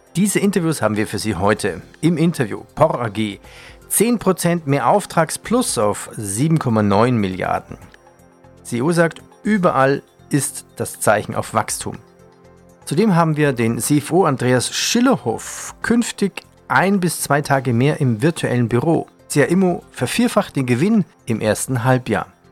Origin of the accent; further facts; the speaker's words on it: Bavaria, Germany; accent: Bavarian; mit meiner bayerischen Mundart